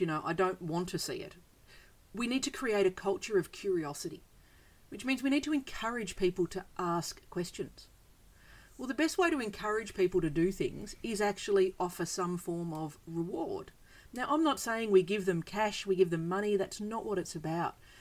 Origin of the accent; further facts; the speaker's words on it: Australia; I'm from Australia. We have bizarre animals here